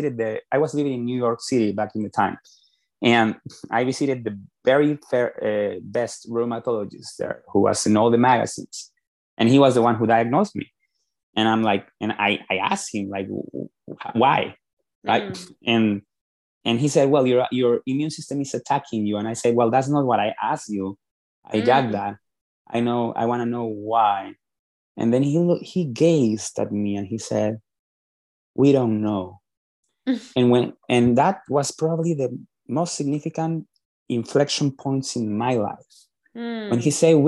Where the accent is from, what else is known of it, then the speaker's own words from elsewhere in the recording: Lima, Peru; moved away as an adult; now in United States; I am originally from Peru, from Lima, Peru, and I came to the United States back in 2002 for the first time for business school